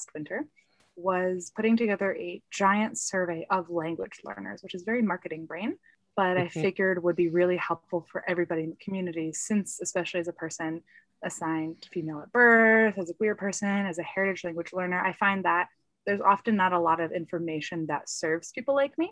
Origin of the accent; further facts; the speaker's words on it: United States; I am Polish American.